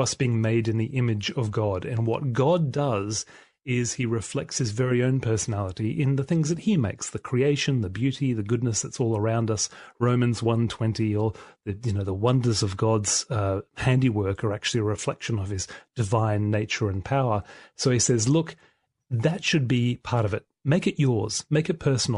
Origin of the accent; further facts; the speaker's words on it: Australia; I'm an Australian-made male